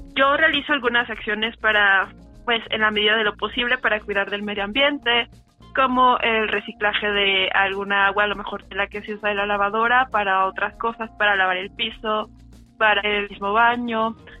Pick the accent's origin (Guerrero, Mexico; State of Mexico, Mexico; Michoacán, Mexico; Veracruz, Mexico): State of Mexico, Mexico; soy del Estado de México.